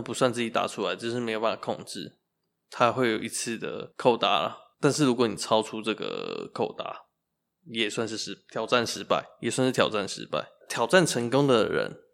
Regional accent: Zhongli, Taoyuan, Taiwan; now in Kaohsiung, Taiwan; 我那时候就觉得总理真的不是我的城市，桃园真的不是我的城市。他是我的故乡，但不属于我

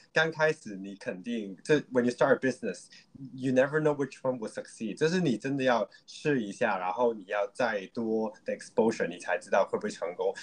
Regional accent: Hong Kong; Chinese is a second language; 大家可能听得到我的普通话就是香港人

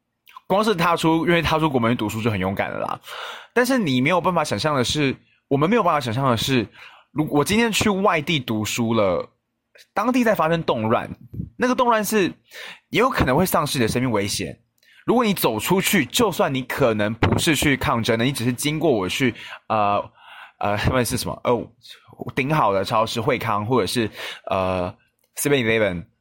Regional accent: Taoyuan, Taiwan; 我回桃园的，就是回我的家乡的频率非常的低

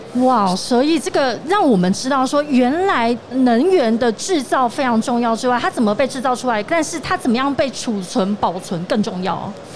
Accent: Tainan, Taiwan; moved away; also born or lived in northern Taiwan; 我从北部回到台南

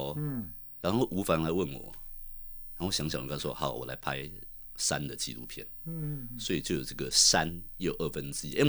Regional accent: Taiwan; also born or lived in United Kingdom; 我是台湾来的。

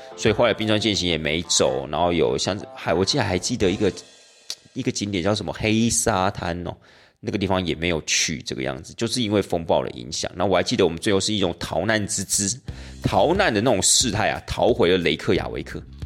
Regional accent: Taiwan; 对我们台湾人而言

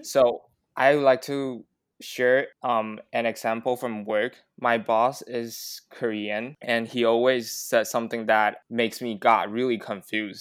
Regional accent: Taiwan; English is a second language; we grew up in Taiwan, which we only exposed to mainly American accents

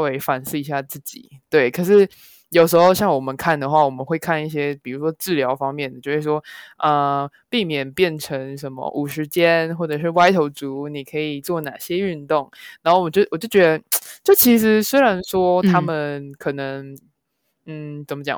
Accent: Taiwan; 我们台湾人

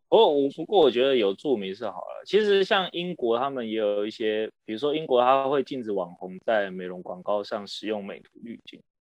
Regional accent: Taiwan; 我们台湾这边

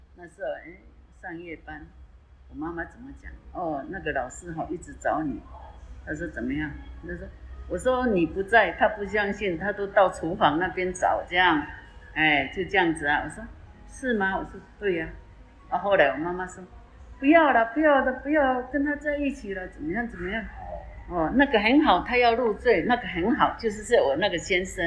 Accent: Taitung, Taitung County, Taiwan; moved away as an adult; now in Kaohsiung, Taiwan; 今年七十三岁，我是台东人

